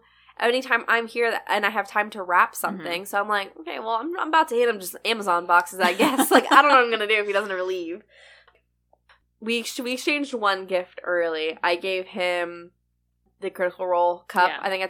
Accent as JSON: {"language": "English", "region": "Florida", "country": "United States", "moved": "yes", "lives_now": "South Carolina, United States", "said": "I'm from Florida"}